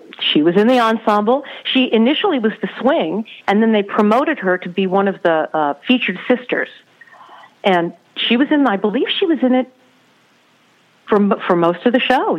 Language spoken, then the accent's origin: English; Colorado, United States; also born or lived in Denver; Well, we grew up in Colorado. I grew up in Denver, in Colorado Springs.